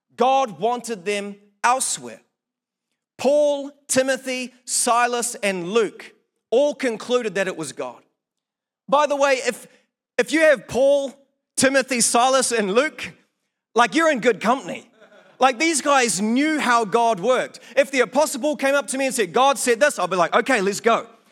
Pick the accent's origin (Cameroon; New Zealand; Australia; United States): New Zealand; Blenheim, Marlborough; now in Palmerston North, New Zealand; my hometown in Blenheim.